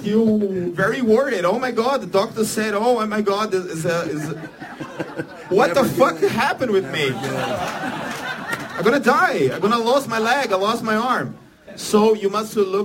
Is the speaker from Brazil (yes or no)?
yes; Brazil; English is a second language; I'm from Brazil, so my English is not so good